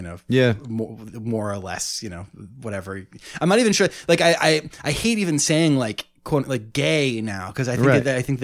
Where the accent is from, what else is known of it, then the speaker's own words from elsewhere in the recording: Ithaca, New York, United States; I grew up in Ithaca, which was small.